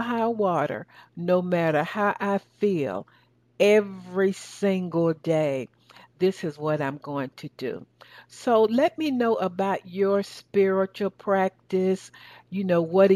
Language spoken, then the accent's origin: English; the South, United States; accent: southern; That's my southern accent